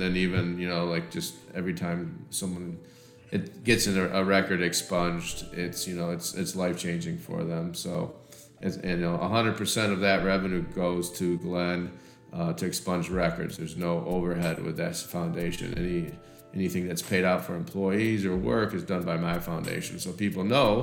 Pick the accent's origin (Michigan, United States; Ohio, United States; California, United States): Michigan, United States; we grew up in Michigan